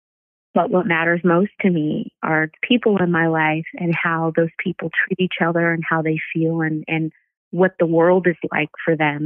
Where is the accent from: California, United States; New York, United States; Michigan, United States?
California, United States; Rancho Cucamonga; I'm from Rancho Cucamonga, which used to sound like a crazy thing to be excited or proud of, but I know that being from a place that people didn't think was real or, you know, a quiet place that was kind of out in the middle of nowhere, I really would thank my parents for allowing me to grow up in a place like